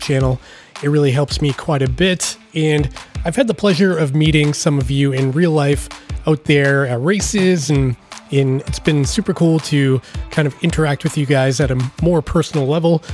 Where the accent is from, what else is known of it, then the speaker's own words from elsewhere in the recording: Massachusetts, United States; I'm from the East Coast, I'm from Massachusetts